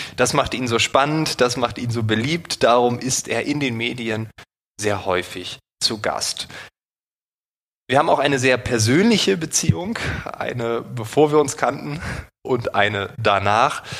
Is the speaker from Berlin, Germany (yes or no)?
yes; Berlin, Germany; als Berliner Bürger